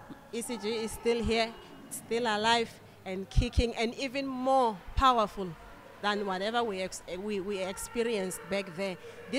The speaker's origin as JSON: {"language": "English", "region": "Limpopo", "country": "South Africa", "said": "I'm from South Africa. Limpopo in Zanin branch, ECG Zanin branch."}